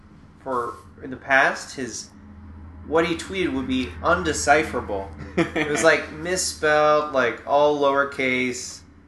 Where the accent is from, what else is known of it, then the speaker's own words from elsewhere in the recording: Orangeville, Ontario, Canada; I grew up near Orangeville.